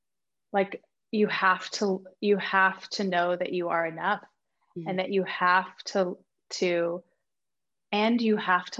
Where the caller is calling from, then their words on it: Texas, United States; I'm in Texas.